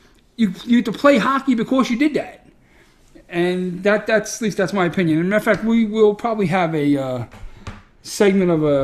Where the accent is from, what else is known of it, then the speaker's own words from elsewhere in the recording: New York City, New York, United States; I'm a schmuck from Brooklyn